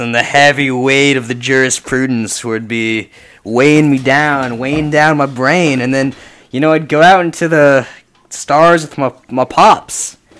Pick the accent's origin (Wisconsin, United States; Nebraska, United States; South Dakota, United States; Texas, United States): Nebraska, United States; I grew up in Nebraska, and I know their neighbors, and they're very similar culturally.